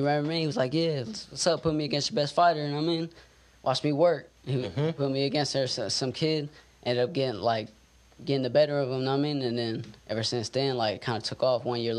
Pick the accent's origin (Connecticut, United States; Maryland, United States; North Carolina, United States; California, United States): California, United States; Modesto; I say I'm from Modesto, period, you know what I mean? Modesto